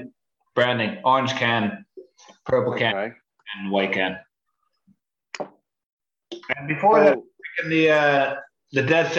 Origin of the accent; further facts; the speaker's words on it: Portland, Oregon, United States; where are you from? Portland.